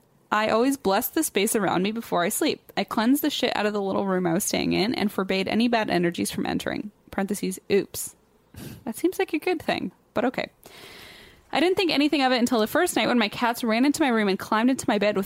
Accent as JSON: {"language": "English", "town": "Leesburg", "region": "Virginia", "country": "United States", "tie": "born or raised there", "said": "born and raised in Leesburg, but migrated because I'm poor as bold fuck."}